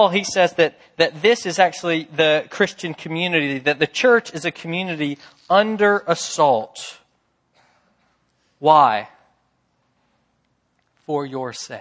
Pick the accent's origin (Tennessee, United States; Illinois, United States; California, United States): Tennessee, United States; Memphis; I'm from Memphis